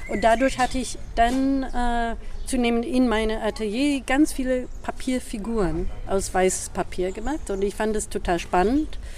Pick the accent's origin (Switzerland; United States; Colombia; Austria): United States; German is a second language; also born or lived in Boston / Berlin; now in Germany; ich komme aus New York und Boston, aus den USA.